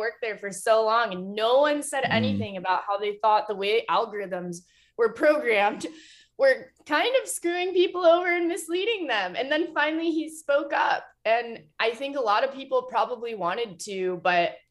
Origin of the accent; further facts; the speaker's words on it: Toledo, Ohio, United States; I grew up in Toledo